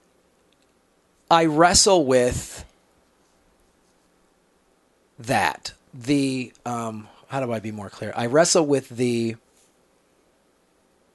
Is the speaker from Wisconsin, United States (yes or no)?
yes; Madison, Wisconsin, United States; I grew up in Madison